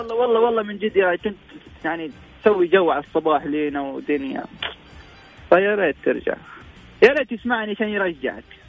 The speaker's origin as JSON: {"language": "Arabic", "country": "Egypt"}